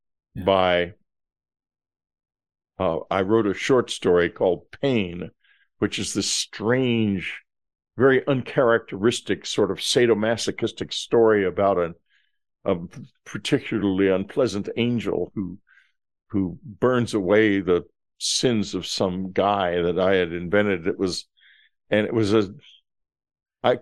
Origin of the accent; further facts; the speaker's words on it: Texas, United States; I'm from Texas